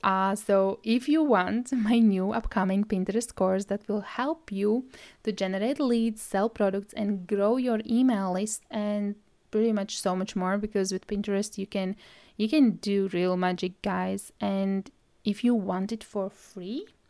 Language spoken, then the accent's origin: English; Latvia; English is a second language; now in Scotland, United Kingdom; at the moment, I live in Scotland and originally I am from Latvia. Well, if you didn't notice my accent, English is my third language